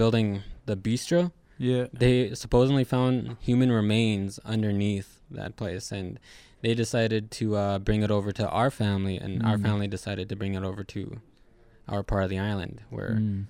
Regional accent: Buffalo Point, Manitoba, Canada; also born or lived in Long Plain / Roseau River / Swan Lake / Peguis; Most of my life would be Buffalo Point.

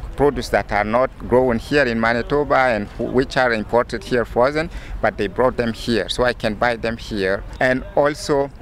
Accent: Chad; now in Winnipeg, Canada; coming from war-torn country and had lived civil wars throughout my childhood. I come from Chad, which is a country in Central Africa

